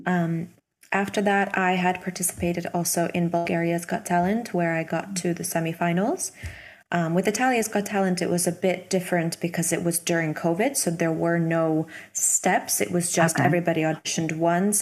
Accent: Hamilton, Ontario, Canada; moved away as an adult; also born or lived in Milan, Italy; when I was 18, I moved from Toronto or close to Toronto, a city called Hamilton, to Milan

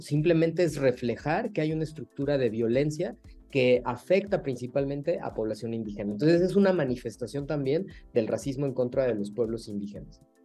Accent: Mexico; como mexicanas, mexicanos, mexicanes, nos han dicho toda la vida que somos mestizos

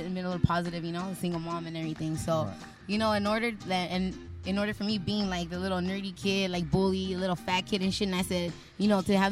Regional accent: Los Angeles, California, United States; I grew up in Boyle Heights.

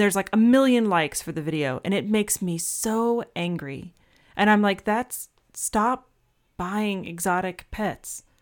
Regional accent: Atlanta, Georgia, United States; growing up in Atlanta

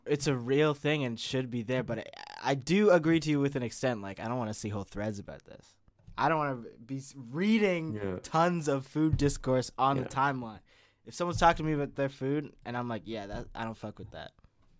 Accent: Canada; as a Canadian.

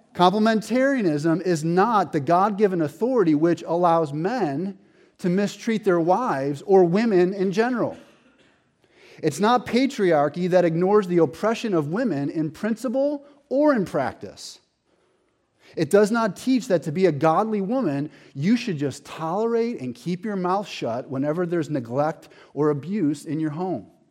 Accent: Buffalo, New York, United States; I have this friend, Mark, that I grew up with in Buffalo

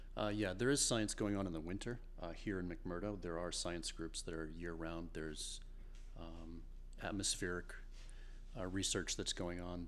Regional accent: Portland, Maine, United States; I'm from Portland, Maine.

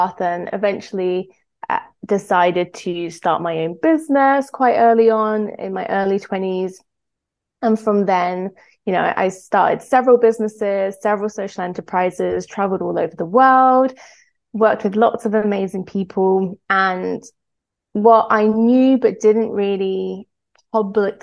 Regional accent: Greece; I was brought up in Greece

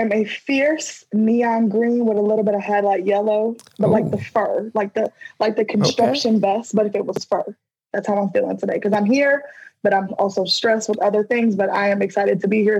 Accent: South Bend, Indiana, United States; I am the 2020 MAPE Fellow of the Year. I am from South Bend, Indiana

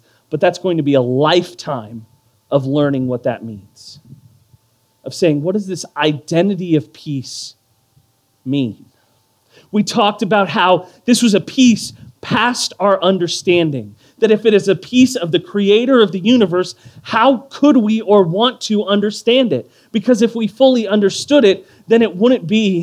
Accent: Houston, Texas, United States; When I was growing up in Northeast Houston

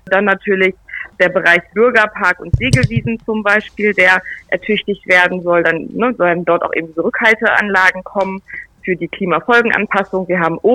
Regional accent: Nienburg, Lower Saxony, Germany; Und ich habe mich dann natürlich bei mir in meiner Heimat umgehört und gefragt bei den Städten natürlich

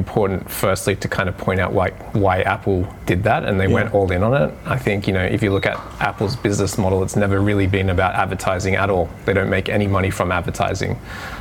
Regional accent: Sydney, New South Wales, Australia; moved away as an adult; now in Japan; I started to travel from Australia, where I'm originally from Sydney

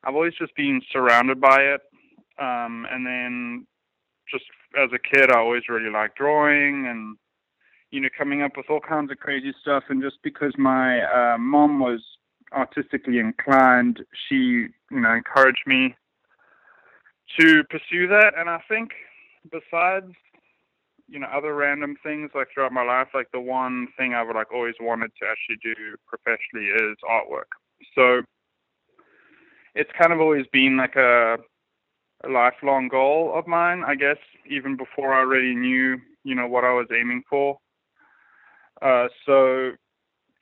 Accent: South Africa; moved away as an adult; also born or lived in Savannah, Georgia; now in Atlanta, United States; I'm originally from South Africa

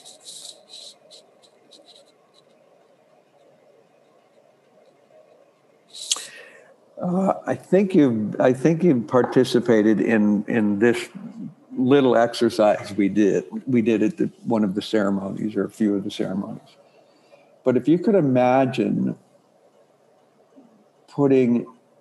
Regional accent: Ireland; I'm born Irish

